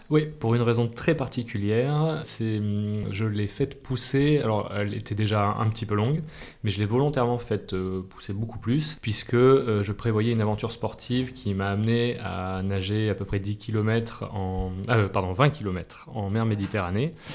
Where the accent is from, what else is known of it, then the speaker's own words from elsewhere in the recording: Clermont-Ferrand, Auvergne-Rhône-Alpes, France; moved away as an adult; also born or lived in Paris region; now in Aix-en-Provence, France; j'ai grandi en Massif Central, Clermont-Ferrand